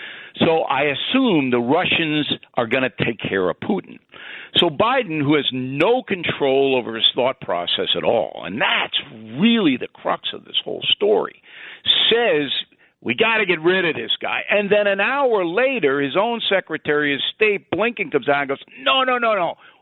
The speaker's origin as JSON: {"language": "English", "country": "Ireland", "said": "because obviously I'm Irish"}